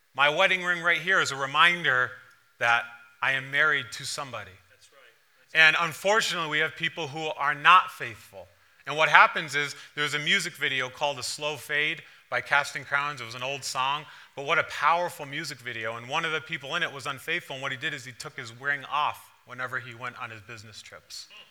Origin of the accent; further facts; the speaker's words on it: East Longmeadow, Massachusetts, United States; moved away; also born or lived in Providence, Rhode Island; growing up in East Long Meadow